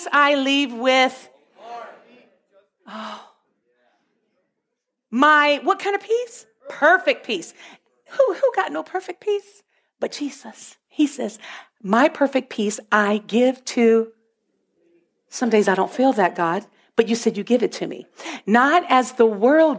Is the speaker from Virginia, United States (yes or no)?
yes; Virginia, United States; moved away as an adult; now in Canada; I've always been in Virginia my whole life. I was born in Virginia, and I lived in Virginia